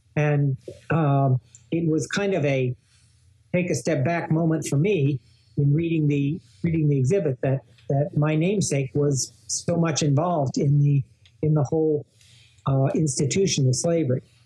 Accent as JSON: {"language": "English", "town": "Rockville", "region": "Maryland", "country": "United States", "tie": "born or raised there", "said": "my hometown of Rockville"}